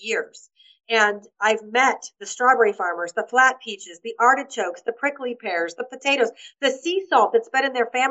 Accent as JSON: {"language": "English", "country": "United States", "moved": "as an adult", "lives_now": "Malta", "said": "I'm an American author"}